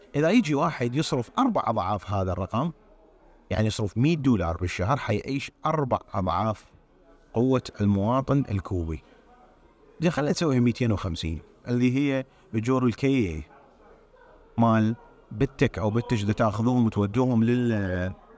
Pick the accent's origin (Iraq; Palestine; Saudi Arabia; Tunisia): Iraq; moved away; النظام الدراسي عندنا بالعراق